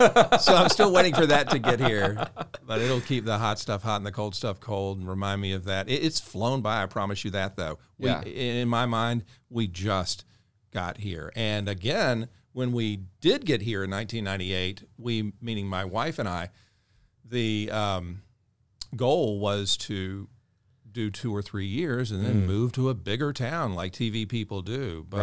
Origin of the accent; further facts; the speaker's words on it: Jacksonville, Florida, United States; moved away as an adult; also born or lived in Tuscaloosa, Alabama; now in Augusta, United States; my hometown is Jacksonville, Florida.